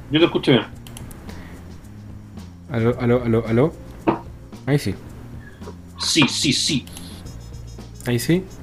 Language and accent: Spanish; Punta Arenas, Magallanes, Chile; Eh, soy, de Punta, Arenas, así que lo que pasaba en los 80 llegó en los 90 a Punta Arenas, ojo.